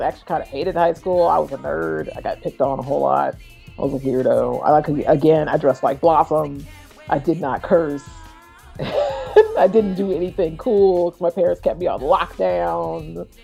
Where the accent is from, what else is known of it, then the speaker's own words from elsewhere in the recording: Florissant, Missouri, United States; I grew up in St. Louis, Missouri. More specifically, I grew up in St. Louis County